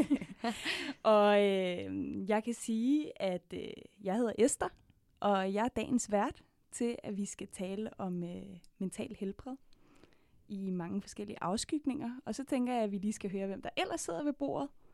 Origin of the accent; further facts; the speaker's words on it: Denmark; jeg er vokset op i Danmark